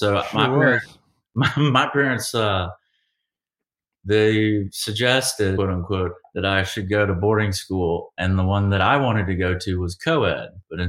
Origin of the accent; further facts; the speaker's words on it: Savannah, Georgia, United States; and I'm from Savannah. So we're both from the South.